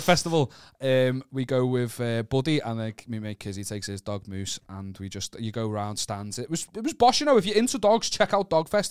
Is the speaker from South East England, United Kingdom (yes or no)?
no; Wallasey, North West England, United Kingdom; I'm not from Birkenhead, I'm from Wallace